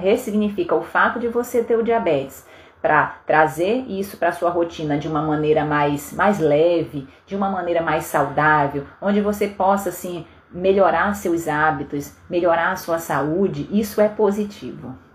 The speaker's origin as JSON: {"language": "Portuguese", "region": "Pará", "country": "Brazil", "tie": "born or raised there", "moved": "yes", "said": "Eu sou paraense, então eu sou do norte do Brasil"}